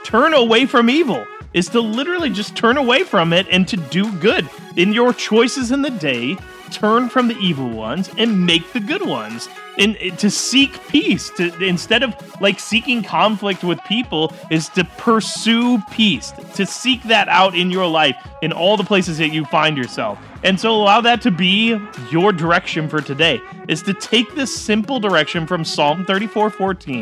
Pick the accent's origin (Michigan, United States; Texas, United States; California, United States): Michigan, United States; Detroit; growing up in the Metro Detroit area